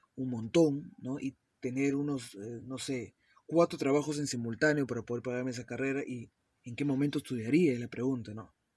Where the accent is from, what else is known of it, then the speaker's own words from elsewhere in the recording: Peru; also born or lived in Miami, United States / West Palm Beach, United States; mi país natal, Perú